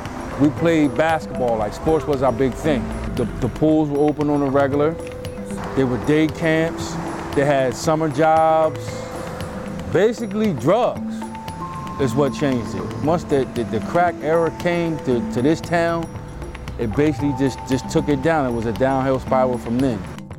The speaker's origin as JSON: {"language": "English", "town": "Trenton", "region": "New Jersey", "country": "United States", "tie": "born or raised there", "said": "when I was growing up in Trenton"}